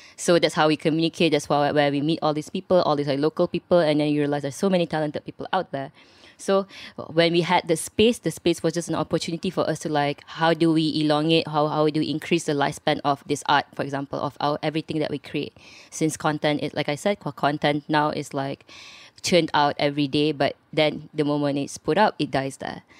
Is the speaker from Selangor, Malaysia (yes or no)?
yes; Subang Jaya, Selangor, Malaysia; I'm from Subang Jaya, and I'm one of the partners of Safe House K L